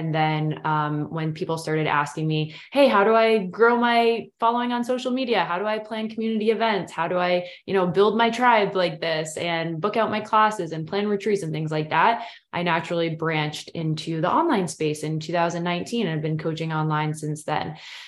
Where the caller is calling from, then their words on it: Portland, Maine, United States; So I'm tuning in from Portland, Maine, from East Coast, pretty much have always lived on the East Coast.